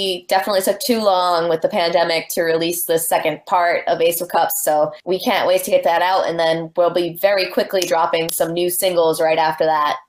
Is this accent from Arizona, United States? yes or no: no; New Bedford, Massachusetts, United States; In New Bedford, which is my home. I was born and raised in New Bedford